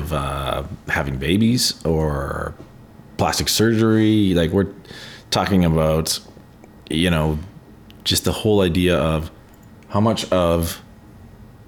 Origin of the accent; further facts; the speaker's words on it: Canada; being Canadian in the world